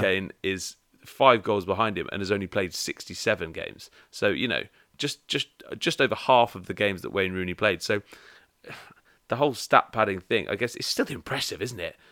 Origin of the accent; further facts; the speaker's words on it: England, United Kingdom; being English